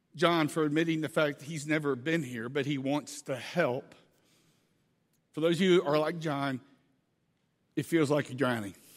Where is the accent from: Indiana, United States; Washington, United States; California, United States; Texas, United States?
Texas, United States; Angleton; a little town in South Texas called Angleton, Texas, fifteen minutes from the beach. This is my hometown. It's where I grew up